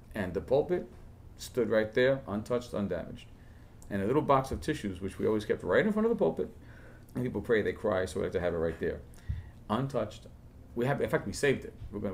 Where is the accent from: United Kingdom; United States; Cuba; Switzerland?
United States; New York City, New York; I was born and raised in El Barrio. The first 18 years of my life